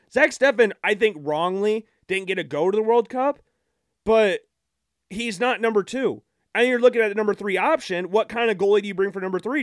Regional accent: United States; we are American

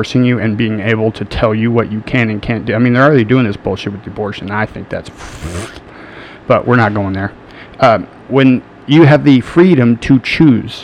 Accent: United States

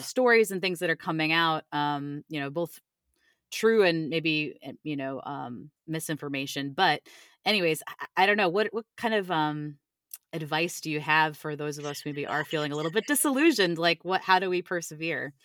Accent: Cleveland, Ohio, United States; now in Virginia, United States; I live in Virginia now, but I'm originally from Cleveland, Ohio

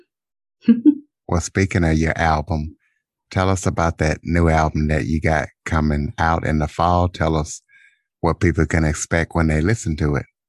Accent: Louisiana, United States; I'm from Louisiana as well, not New Orleans

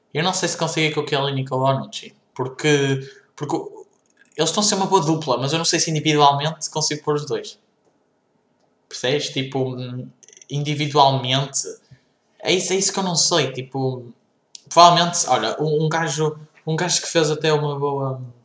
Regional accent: Portugal

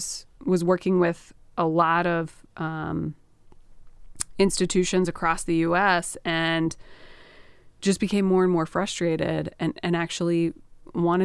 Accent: Sussex County, Delaware, United States; I grew up in Sussex County. My parents actually moved to Delaware when I was a kid

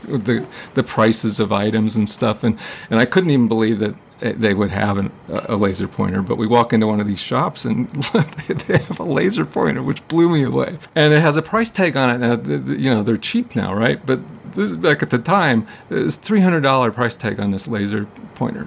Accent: Ohio, United States; I'm from Ohio. Okay, I'm a, I'm a kid from Ohio.

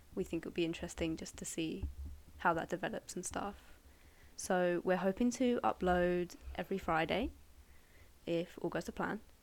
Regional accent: Surrey, South East England, United Kingdom; I'm from Surrey uh, originally

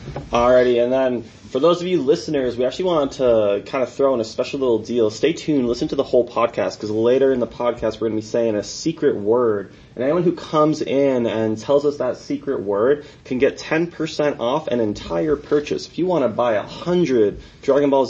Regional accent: Long Island, the Hamptons, New York, United States; moved away as an adult; also born or lived in Cedar City, Utah; now in St. George, United States; I was born and raised in Long Island, you know, the East Coast. I grew up in the Hamptons

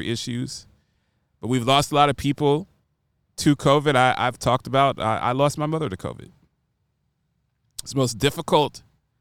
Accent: Columbus, Ohio, United States; if you grow up like me in Columbus, Ohio

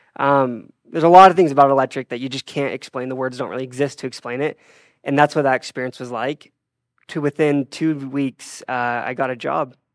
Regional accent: Draper, Utah, United States; I grew up in Draper, Utah

